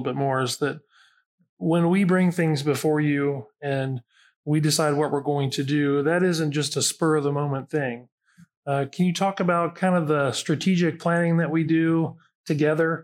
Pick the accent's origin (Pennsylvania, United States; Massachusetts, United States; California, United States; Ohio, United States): Ohio, United States; Xenia; I grew up in Xenia. Greene County is my home